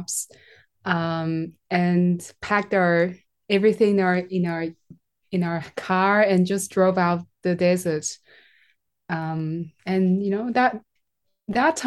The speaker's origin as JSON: {"language": "English", "country": "Taiwan", "said": "I'm from Taiwan."}